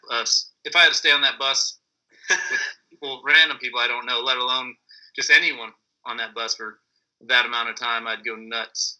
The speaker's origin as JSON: {"language": "English", "town": "Cherry Valley", "region": "California", "country": "United States", "said": "I'm originally from Cherry Valley, but Beaumont is uh, kind of main riding spot out here."}